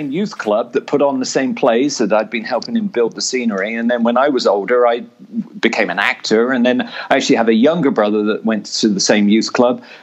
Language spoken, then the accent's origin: English; England, United Kingdom; growing up in England in the sixties and seventies, there were no drama programs in school.